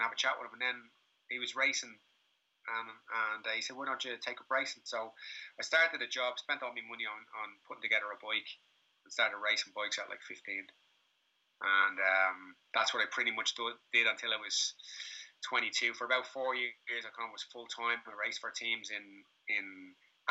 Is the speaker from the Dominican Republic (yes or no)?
no; Dublin, Leinster, Ireland; now in Lagos, Portugal; I grew up in Crumlin in the 80s